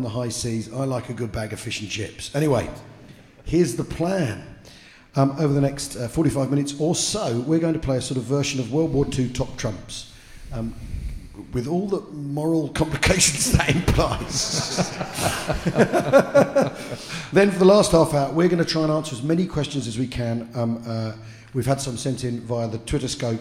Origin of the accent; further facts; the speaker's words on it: England, United Kingdom; I'm from England